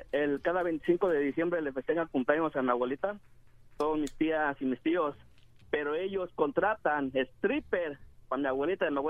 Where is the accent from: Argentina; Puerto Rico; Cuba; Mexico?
Mexico; Cuautitlán Izcalli, State of Mexico; Yo soy de Coquitlán Escali.